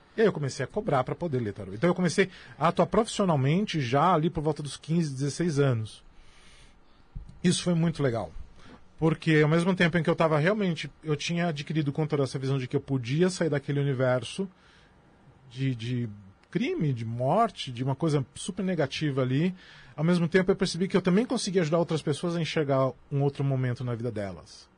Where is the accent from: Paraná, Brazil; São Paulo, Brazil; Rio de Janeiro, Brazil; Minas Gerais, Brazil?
São Paulo, Brazil; eu sou da zona sul de São Paulo. É, eu sou da região de Guarapiranga nos anos 80, a região de Guarapiranga era uma das regiões mais violentas da cidade de São Paulo. A polícia não entrava lá. Era muito comum na minha infância ver cadáver na rua